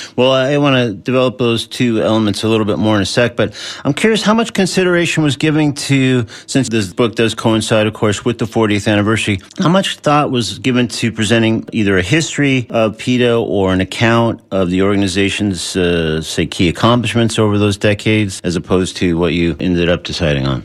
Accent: Southern California, United States; moved away; I grew up in Southern California, sort of between uh, L.A. and San Diego

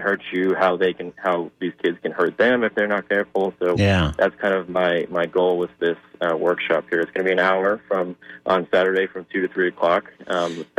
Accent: New York City, New York, United States; moved away as an adult; now in St. Petersburg, United States; a local zoo in my hometown of Staten Island, New York

